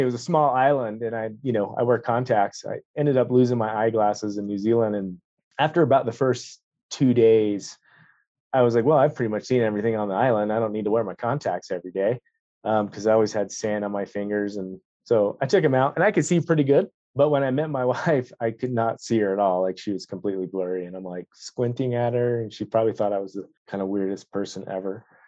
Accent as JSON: {"language": "English", "region": "Florida", "country": "United States", "also_born_or_lived": "North Carolina", "moved": "as an adult", "lives_now": "Jackson, United States", "said": "I'm originally from Florida"}